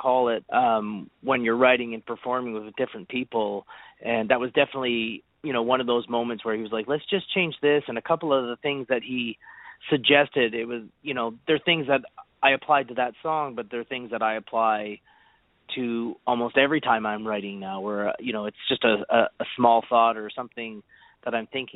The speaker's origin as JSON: {"language": "English", "country": "Canada", "said": "what we're doing up here as Canadian writers"}